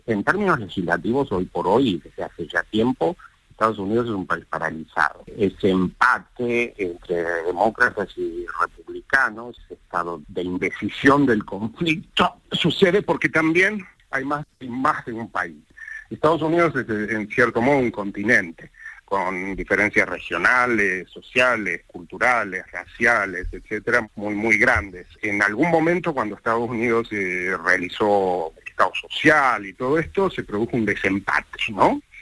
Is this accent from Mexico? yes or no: no; Rosario, Santa Fe, Argentina; moved away as an adult; now in New York, United States; me siento, por supuesto, rosarino, rosarino de siempre